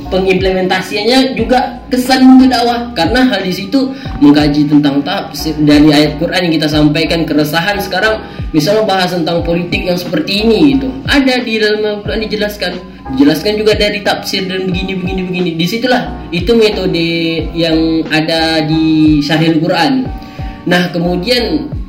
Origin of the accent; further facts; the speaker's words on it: Riau, Indonesia; kan saya orang Melayu Riau ya kan saya orang Melayu Riau